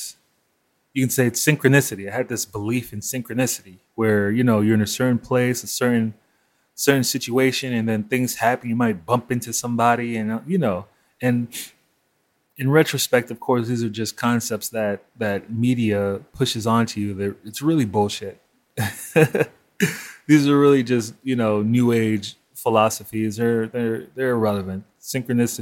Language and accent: English; New York, United States; I grew up in Crown Heights